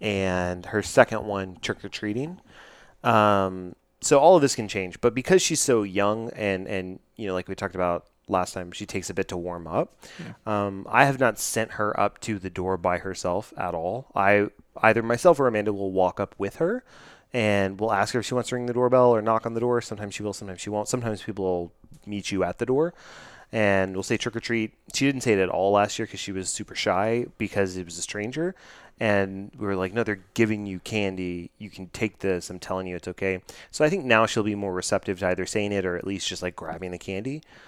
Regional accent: United Kingdom; accent: British; It was probably my great British accent.

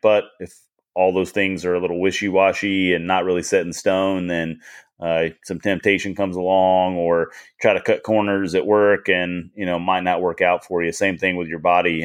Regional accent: United States; I was born in America

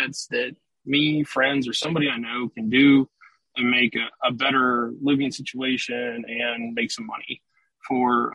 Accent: Cincinnati, Ohio, United States; moved away as an adult; now in Houston, United States; I'm originally from Cincinnati. I grew up here

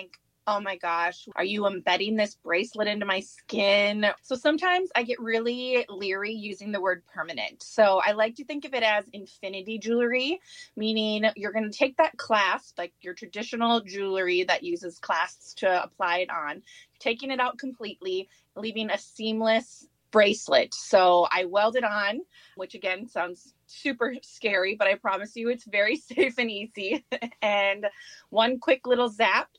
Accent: St. Cloud, Minnesota, United States; I grew up here in St. Cloud. I'd say we've been here since I was in about first grade, graduated from Tech High School, and have just been here ever since

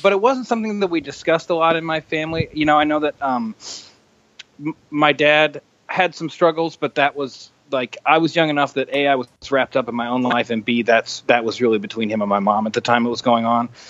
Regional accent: the Northwest, Pacific Northwest, United States; I grew up in the in Northwest at a time when uh, heroin was really prevalent

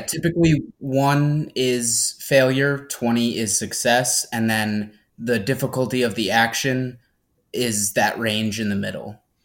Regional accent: Averill Park, New York, United States; now in Albany, United States; I, I have grown up in Averill Park.

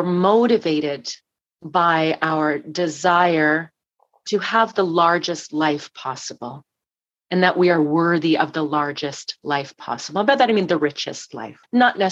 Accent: Toronto, Ontario, Canada; moved away; also born or lived in Calgary; the West Mall in Rathburn, where I grew up in Etobicoke

